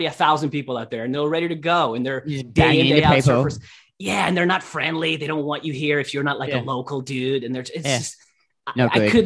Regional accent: Russia; now in Los Angeles, United States; I'm originally from Russia. I'm half Ukrainian

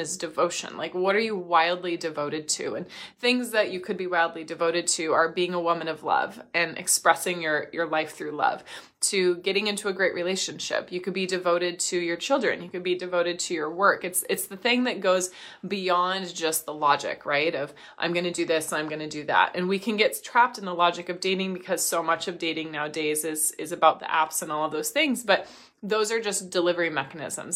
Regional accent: Midwest, United States; I grew up in the Midwest

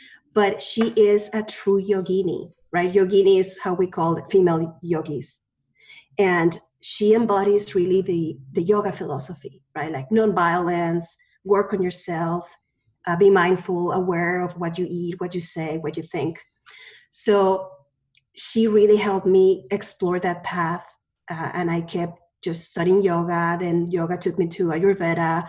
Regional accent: Mexico City, Mexico; also born or lived in Spain; now in United States; I was born in Mexico City. My family is from Spain

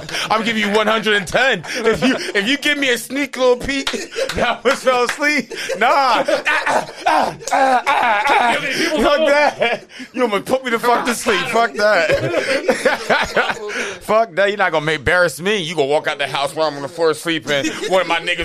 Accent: Barbados; moved away; I'm from Barbados

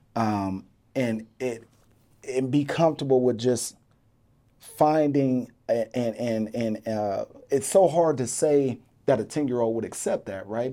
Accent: Denver, Colorado, United States; I was from Montbello.

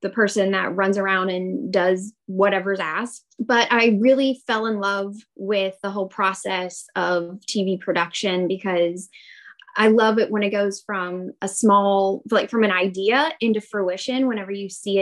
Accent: West Virginia, United States; moved away as an adult; now in Knoxville, United States; I'm originally from West Virginia, over in the Panhandle, about 2 hours outside of DC.

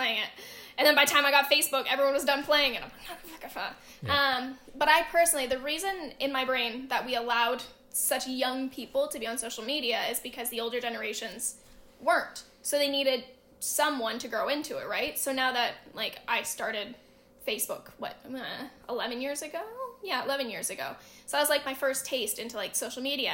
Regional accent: Canada; I'm Canadian

